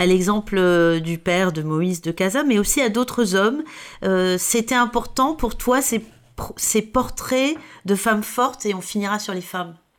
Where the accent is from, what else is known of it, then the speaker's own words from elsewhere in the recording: Provence-Alpes-Côte d'Azur, France; je viens de la Côte d'Azur